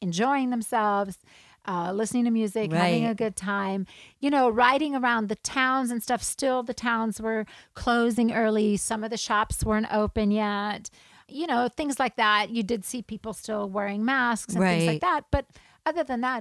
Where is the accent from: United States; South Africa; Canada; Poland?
South Africa; I grew up in South Africa